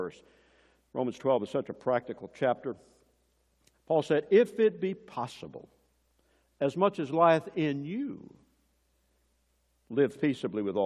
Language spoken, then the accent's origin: English; Tennessee, United States; I come from Tennessee. One of the heroes of our home state there is Andrew Jackson